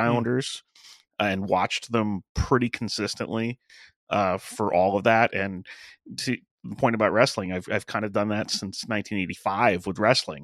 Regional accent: Medford, New York, United States; moved away; I'm originally from Medford, New York, out in Suffolk County

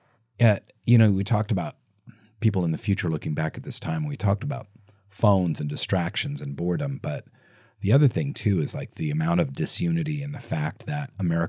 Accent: Seattle, Washington, United States; I'm from Seattle, yeah. We didn't have reenactments

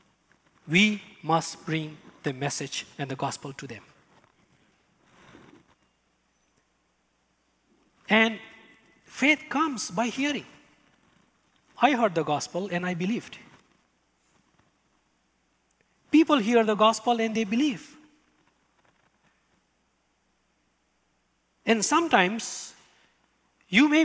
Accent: Bhutan; English is a second language; moved away

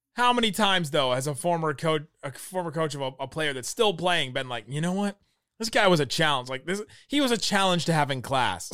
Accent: United States; me as an American

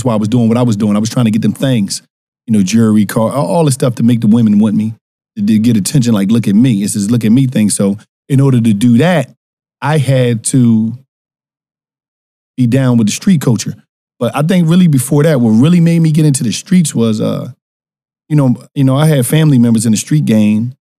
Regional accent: Philadelphia, Pennsylvania, United States; Philadelphia, North Philadelphia.

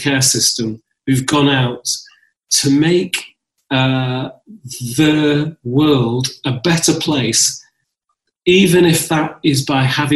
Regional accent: Lancashire, North West England, United Kingdom; also born or lived in Ethiopia; now in London, United Kingdom; I was brought up in Lancashire and in the north

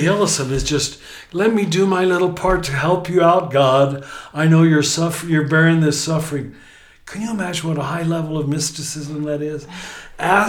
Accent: United States; as an American

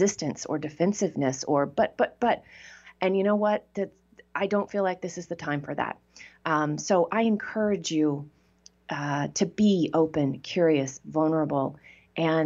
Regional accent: Texas, United States; I grew up in Texas

